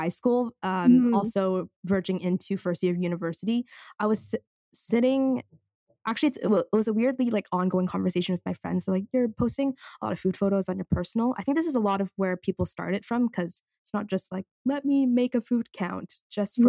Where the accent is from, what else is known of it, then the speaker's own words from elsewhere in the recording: Vancouver, British Columbia, Canada; I'm born and raised in Vancouver